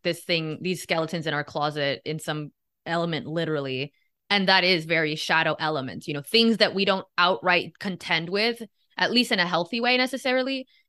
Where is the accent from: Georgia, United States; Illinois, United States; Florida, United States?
Florida, United States; Miami; I was born and raised in Miami